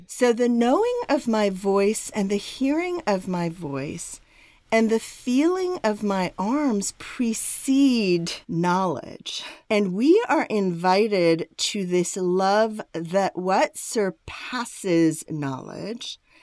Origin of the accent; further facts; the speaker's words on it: India; I was born in India, and I was born to a family that's been Christian for generations